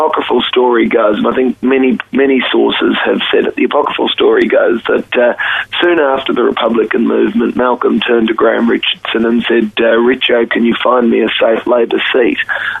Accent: Queensland, Australia; My parents were old Whitlamites and we hail from Queensland originally.

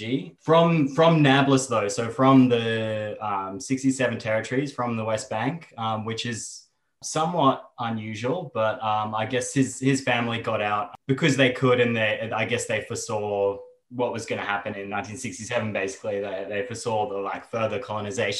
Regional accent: Brisbane, Queensland, Australia; accent: Aussie; I was born here on Yagra and Tubal country in Mianjin, so-called Brisbane, and then grew up mostly here.

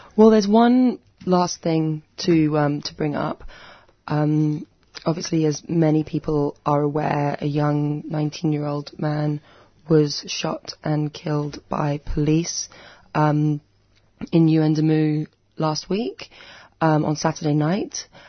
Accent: United Kingdom; now in Australia; Have I mentioned I'm British?

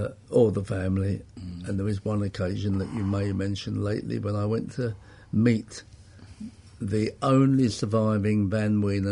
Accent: Enfield, London, United Kingdom; Grew up in Enfield in Middlesex in North London. Yeah, I was born in 41, so that's where I stayed.

